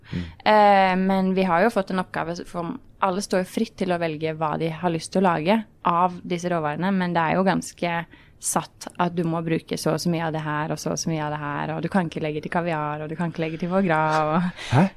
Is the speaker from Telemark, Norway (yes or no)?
no; Oslo, Norway; jeg kommer fra Oslo, fra Ekeberg. Ja. Eh, vokste opp i en eh, veldig vanlig familie